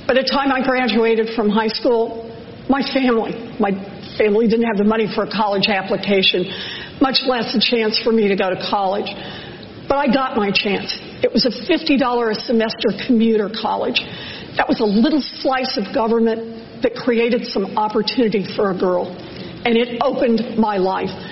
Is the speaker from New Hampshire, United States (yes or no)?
no; Oklahoma, United States; I was born and raised in Oklahoma. I have three older brothers.